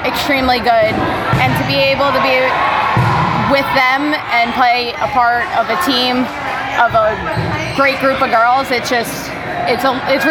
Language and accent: English; New Jersey, United States; New Jersey